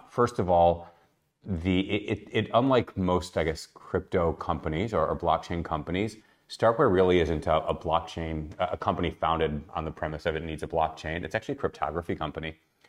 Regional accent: Chicago, Illinois, United States; also born or lived in Australia; now in Tel Aviv, Israel; I'm originally from Chicago, first half of my life, Australia, the second half of my life, and now in Tel Aviv.

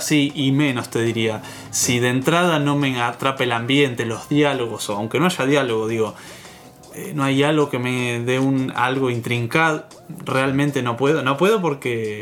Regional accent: Mar del Plata, Buenos Aires Province, Argentina; yo no me siento argentino, me siento marplatense

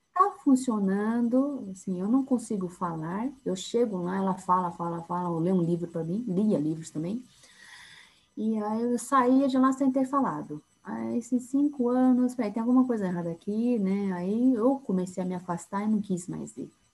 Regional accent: São Paulo, Brazil; accent: paulistana; sou de São Paulo, sou psicóloga

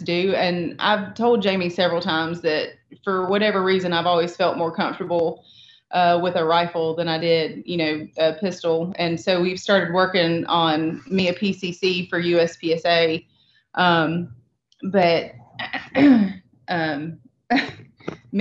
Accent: the South, United States; growing up in the South

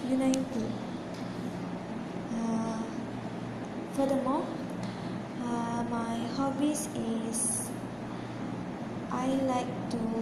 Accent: Kuching, Sarawak, Malaysia; actually I'm from Kuching, Sarawak. Uh, my country is very popular with different types of race and religions.

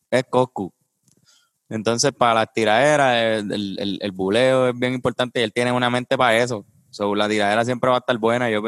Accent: Puerto Rico; Yo sí soy boricua de pura cepa de los taínos viene mi sabor.

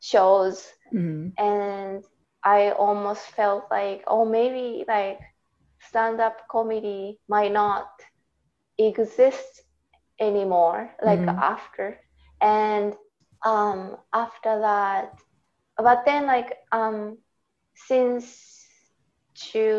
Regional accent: Saitama, Japan; accent: Japanese; English is a second language; moved away as an adult; now in Canada; I am from Saitama Prefecture.

